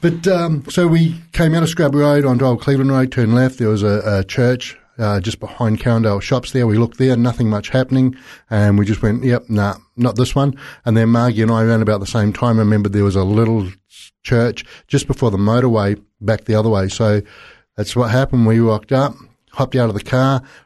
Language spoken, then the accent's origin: English; South Island, New Zealand; I was born in the South Island in New Zealand